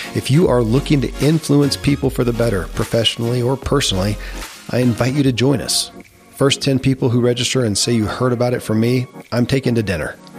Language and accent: English; Kentucky, United States; born or raised there; moved away as an adult